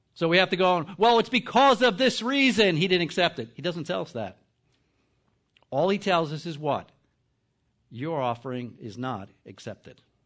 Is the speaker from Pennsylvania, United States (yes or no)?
no; New Jersey, United States; I'm from New Jersey